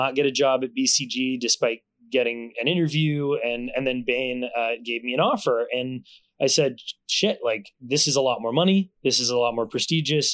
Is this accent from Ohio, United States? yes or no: no; Concord, Massachusetts, United States; moved away; also born or lived in Brooklyn / California; where I grew up in Concord